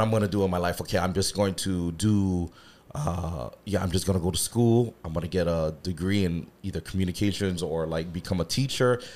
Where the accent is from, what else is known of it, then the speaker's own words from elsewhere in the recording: Hawaii, United States; also born or lived in Santa Monica; born in Hawaii mm-hmm. I lived in uh, Santa Monica when I was a kid for a little while moved back home